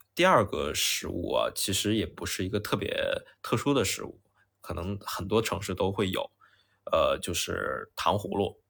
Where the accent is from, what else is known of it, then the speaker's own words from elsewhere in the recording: Tianjin, China; moved away; 我的家乡天津独有的春节味道和春节回忆